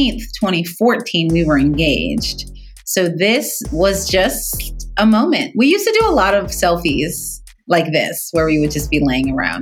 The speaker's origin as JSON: {"language": "English", "town": "Fort Worth", "region": "Texas", "country": "United States", "said": "I'm from Fort Worth, Texas, that at the time my family had 6 doctors in Fort Worth"}